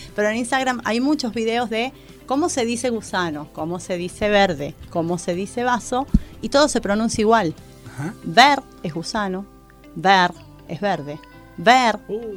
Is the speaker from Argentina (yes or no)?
yes; Argentina; entre argentinos y chilenos no nos entendemos